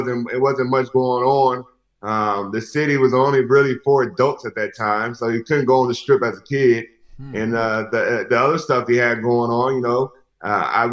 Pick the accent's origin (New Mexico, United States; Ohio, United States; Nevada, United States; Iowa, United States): Nevada, United States; Las Vegas; I'm born and raised in Las Vegas, one of the few.